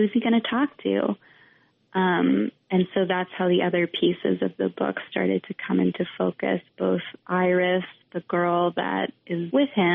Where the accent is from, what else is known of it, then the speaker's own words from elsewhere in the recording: Vermont, United States; moved away; also born or lived in Western Massachusetts; I grew up in Vermont